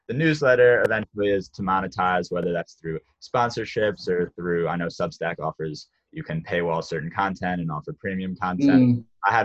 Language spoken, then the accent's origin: English; United States